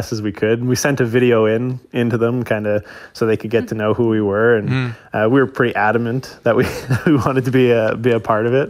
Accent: Moose Jaw, Saskatchewan, Canada; moved away as an adult; now in Ireland; I'm from Canada, Moose Jaw, Saskatchewan.

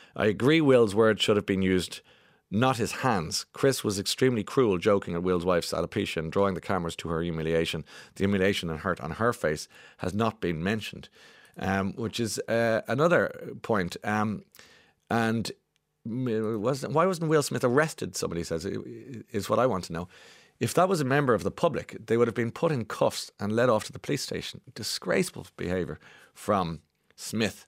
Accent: Ireland; us as Irish people

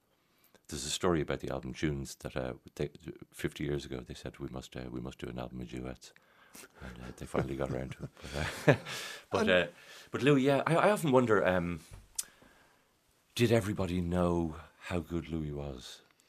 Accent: Dublin, Leinster, Ireland; also born or lived in Churchtown; We grew up in Sandymount.

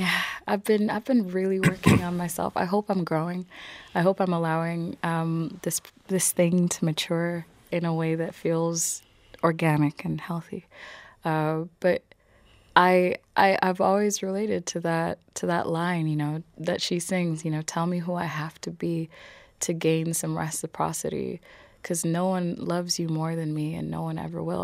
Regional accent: Ireland; I am here and I'm Irish and I'm not going anywhere.

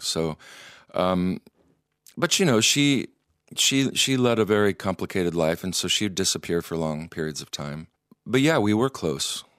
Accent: Michigan, United States; now in Iceland; young Methodist boy, and growing up in Michigan

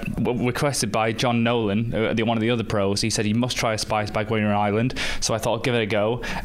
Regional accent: Manchester, North West England, United Kingdom; I'm originally from Manchester in the UK.

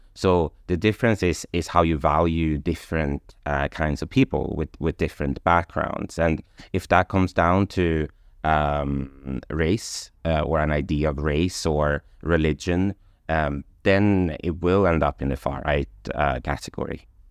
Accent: Sweden; moved away as an adult; also born or lived in London; I come from Sweden

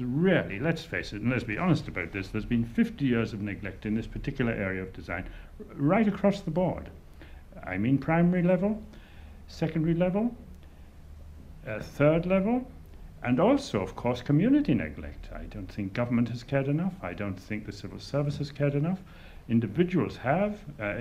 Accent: North Wales, United Kingdom; moved away as an adult; now in Dublin, Ireland; I come from North Wales

